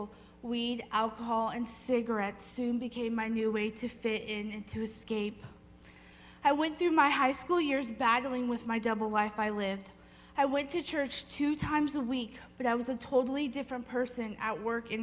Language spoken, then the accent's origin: English; Livermore, California, United States; also born or lived in Walnut Creek, California; I was born in Walnut Creek, California, and was raised in Livermore, California